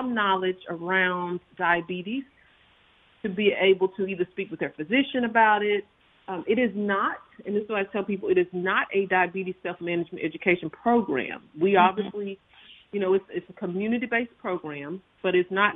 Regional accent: Purvis, Mississippi, United States; I actually lived and grew up in Lamar County and actually had an Extension office in my hometown of Purvis, Mississippi

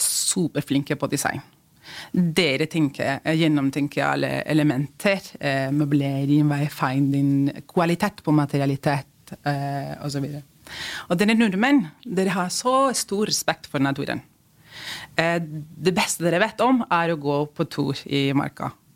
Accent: Spain; Norwegian is a second language; now in Norway; vi spanjoler

